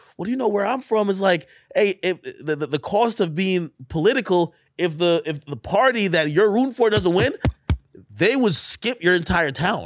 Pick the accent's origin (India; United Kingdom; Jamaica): Jamaica; Clarendon; also born or lived in Spanish Town, Jamaica / Texas, United States; now in United States; I was born in Spanish Town. We grew up in, um, uh, in Clarendon, it's Clarendon, it was a southern parish